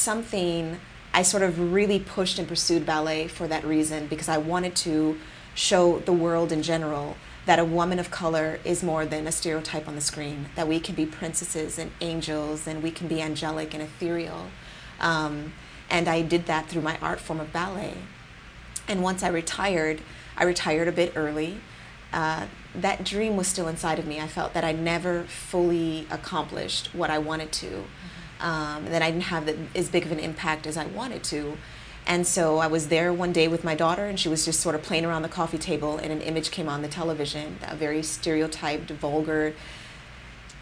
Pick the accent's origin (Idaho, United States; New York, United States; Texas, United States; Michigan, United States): New York, United States; Rochester; moved away as an adult; now in San Jose, United States; I chose a photographer in my hometown